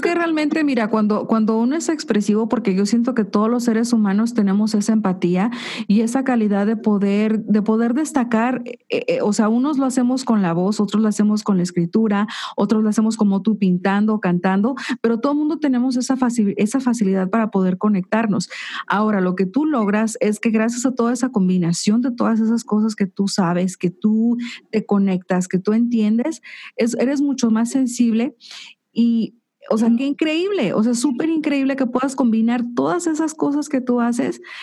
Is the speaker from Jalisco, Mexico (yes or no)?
yes; Jalisco, Mexico; somos de Jalisco